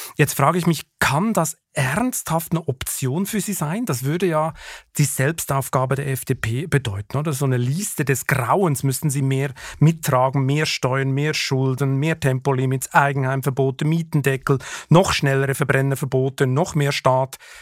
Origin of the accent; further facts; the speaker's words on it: Switzerland; als Schweizer